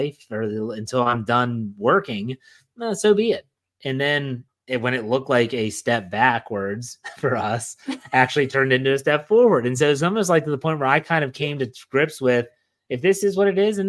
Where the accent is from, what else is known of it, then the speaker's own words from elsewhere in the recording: Wheeling, West Virginia, United States; moved away; my hometown of Wheeling, West Virginia.